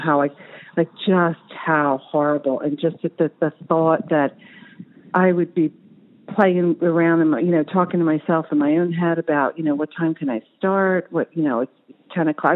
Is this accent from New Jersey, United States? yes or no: yes; New Jersey, United States; moved away; growing up in New Jersey